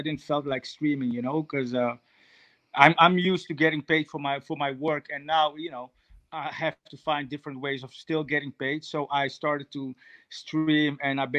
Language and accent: English; Netherlands; also born or lived in Suriname; I moved to Holland at the age of 7